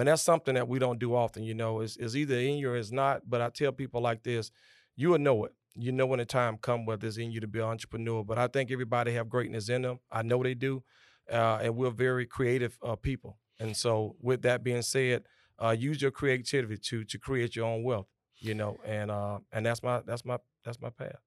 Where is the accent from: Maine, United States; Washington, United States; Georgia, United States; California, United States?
Georgia, United States; Augusta; I was born and raised here in Augusta, Georgia.